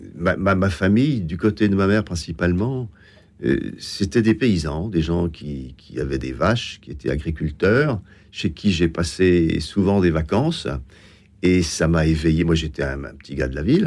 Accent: Besançon, Bourgogne-Franche-Comté, France; now in Paris, France; je, suis né à Besançon. Je suis un franc-comtois et parisien d'adoption, plus tardivement

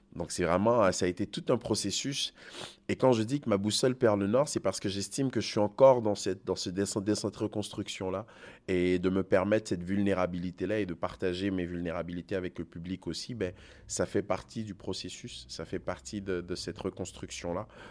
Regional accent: Côte d’Ivoire; moved away as an adult; also born or lived in Togo; now in Canada; je suis né en Côte d'Ivoire, mes parents sont du Togo, j'ai grandi dans le système français, je, je, suis au Canada depuis 23 ans maintenant

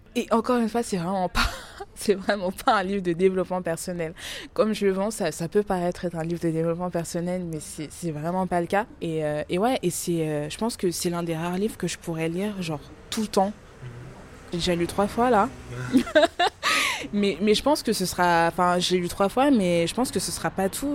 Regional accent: France; also born or lived in Democratic Republic of the Congo (ancestry); même si je suis née en France, je suis quand même originaire de la République démocratique du Congo

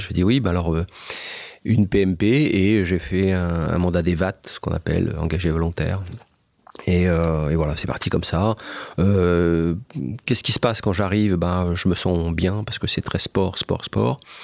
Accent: France; also born or lived in Japan; je suis un Français

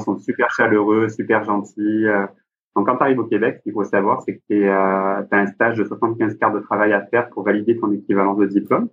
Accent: Marseille, Provence-Alpes-Côte d'Azur, France; moved away as an adult; also born or lived in Alsace; now in Montreal, Canada; Je suis originaire, du sud de la France

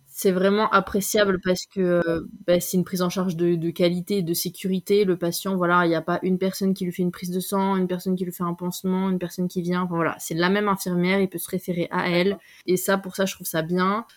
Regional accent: France; moved away as an adult; also born or lived in Belgium; now in Switzerland; je suis française

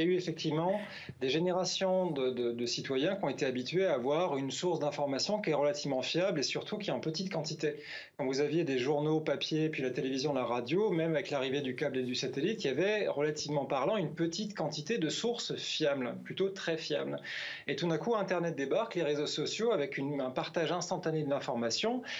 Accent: France; now in Finland; je suis français

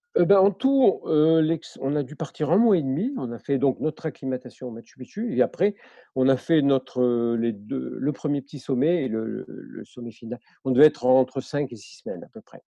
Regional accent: Marseille, Provence-Alpes-Côte d'Azur, France; je suis né à Marseille, hein, je n'ai pas une famille qui est purement marseillaise

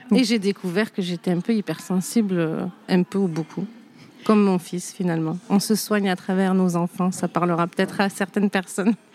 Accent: Saint-Rémy-de-Provence, Provence-Alpes-Côte d'Azur, France; moved away; also born or lived in Arles / Nîmes / Alès; J'ai grandi avec ma mère, euh, euh, donc une famille, ma mère qui était toute seule. dans un petit village Saint-Rémy de Provence

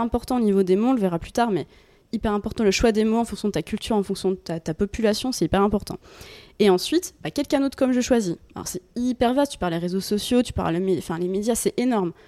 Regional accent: Bourgogne-Franche-Comté, France; moved away as an adult; now in Lyon, France; je viens de Franche-Comté

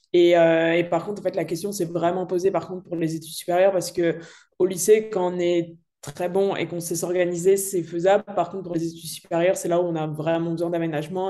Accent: Dardilly, Auvergne-Rhône-Alpes, France; je viens de Lyon, donc euh, un petit peu à côté à Dardy pour, pour les connaisseurs, donc c'est un petit peu la campagne

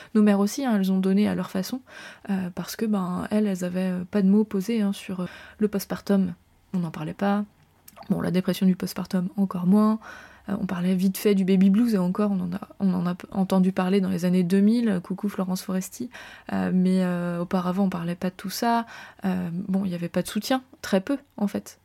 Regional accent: France; je suis française

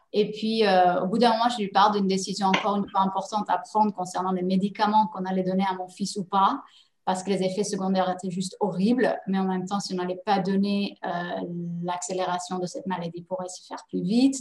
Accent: Netherlands; also born or lived in Paris, France; now in Dubai, United Arab Emirates; Je suis néerlandaise d'origine, donc je parlais la langue

